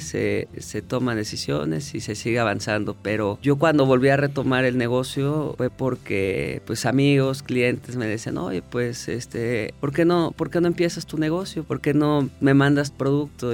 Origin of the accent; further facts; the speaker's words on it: Mexico; moved away as an adult; yo cuando regresé a México